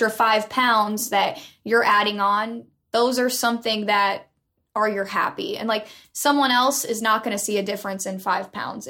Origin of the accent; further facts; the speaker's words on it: Iowa, United States; moved away; about an hour and a half from my hometown, Sarah's hometown.